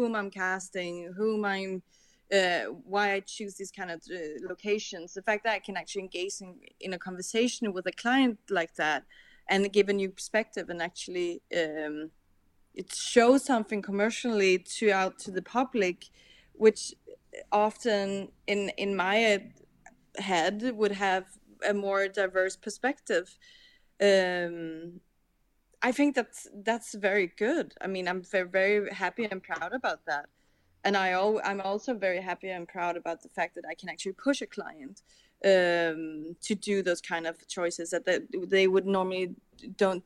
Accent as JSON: {"language": "English", "town": "Copenhagen", "region": "Capital Region of Denmark", "country": "Denmark", "tie": "born or raised there", "said": "I'm grown up with my parents showing me all these old Danish, because I'm from Copenhagen"}